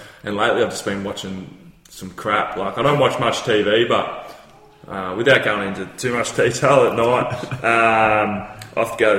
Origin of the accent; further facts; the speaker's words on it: Phillip Island, Victoria, Australia; I grew up in Phillip Island